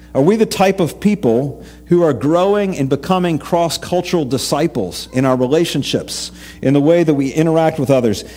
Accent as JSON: {"language": "English", "region": "East Tennessee", "country": "United States", "tie": "born or raised there", "said": "I grew up in East Tennessee, lots of rivers, lots of tubing with my youth group"}